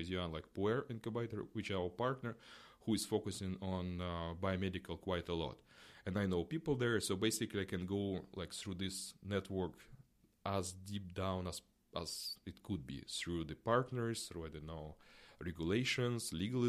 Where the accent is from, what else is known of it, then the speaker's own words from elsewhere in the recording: Russia; English is a second language; moved away as an adult; also born or lived in China / Singapore / Ukraine; Like, I grew up mainly in Russia, while I lived in many cities in Russia because of my family. But then I spent like second half of my life in different countries, like in China, Singapore, Ukraine, Russia, and so on.